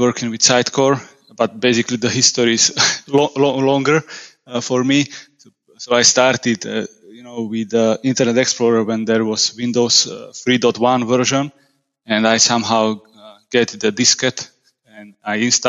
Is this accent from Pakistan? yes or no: no; Slovakia; I'm from Slovakia. I live just a couple of kilometers from the capital city of Bratislava